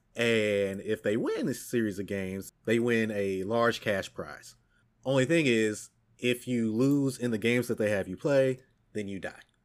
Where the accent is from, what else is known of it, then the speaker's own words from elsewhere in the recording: United States; as an American and someone who speaks English